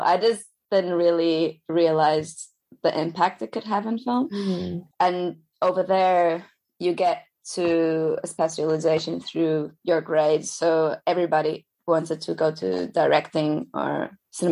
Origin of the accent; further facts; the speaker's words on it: Lisbon, Portugal; moved away; So I studied in Lisbon. I'm originally from Lisbon